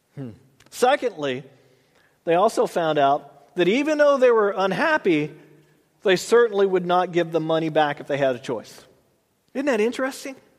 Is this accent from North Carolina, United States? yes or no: no; Texas, United States; moved away as an adult; now in Tulare, United States; I grew up in Texas